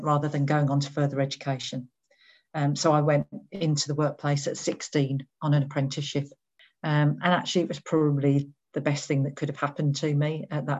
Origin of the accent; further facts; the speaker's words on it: Birmingham, West Midlands, United Kingdom; So I was born in Birmingham in the West Midlands, which is sort of in the middle of England.